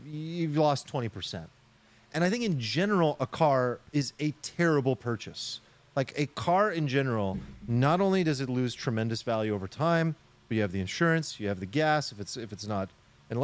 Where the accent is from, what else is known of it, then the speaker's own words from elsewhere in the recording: Sacramento, California, United States; growing up in Sacramento, it's just a different life